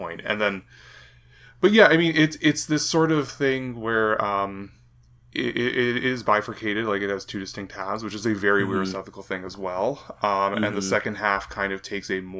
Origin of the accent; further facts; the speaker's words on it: Canada; as a Canadian